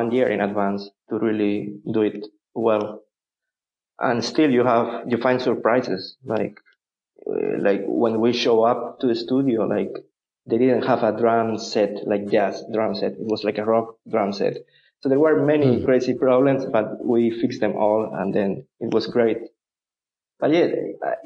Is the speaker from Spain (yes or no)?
yes; Malaga, Andalusia, Spain; English is a second language; moved away; also born or lived in Barcelona, Spain / Groningen, Netherlands / Amsterdam, Netherlands / Romania; I'm from the south. I'm from Malaga.